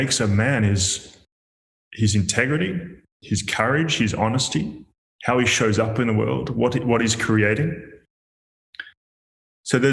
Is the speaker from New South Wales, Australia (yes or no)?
no; Melbourne, Victoria, Australia; moved away as an adult; also born or lived in Perth; I'd left Melbourne where I grew up.